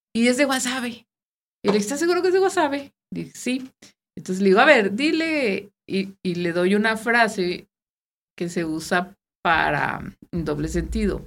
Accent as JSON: {"language": "Spanish", "town": "Guasave", "region": "Sinaloa", "country": "Mexico", "moved": "yes", "lives_now": "Saltillo, Mexico", "said": "nosotros somos de Guasave"}